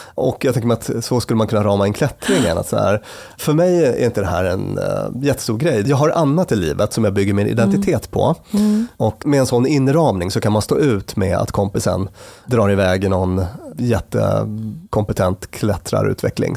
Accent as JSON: {"language": "Swedish", "town": "Luleå", "region": "Norrbotten County", "country": "Sweden", "tie": "born or raised there", "also_born_or_lived": "Stockholm", "moved": "yes", "said": "när jag växte upp. Mm. Då till stor del i Luleå i mm. Norrbotten"}